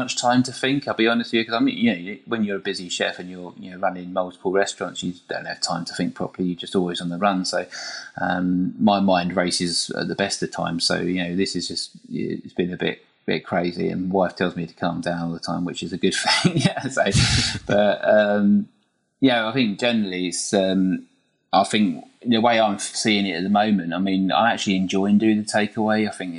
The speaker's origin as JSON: {"language": "English", "country": "United Kingdom", "said": "I think I see myself as lucky as being British and being able to live in Britain"}